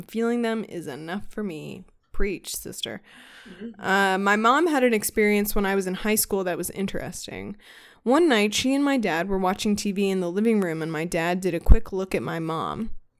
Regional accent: United States; I grew up essentially right across the Ohio River where my grandparents both grew up.

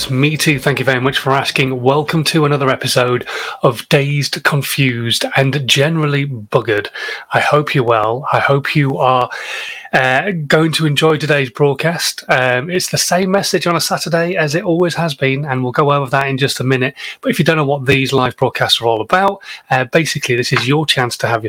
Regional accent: Yorkshire and the Humber, United Kingdom; as a northerner, as a Yorkshireman

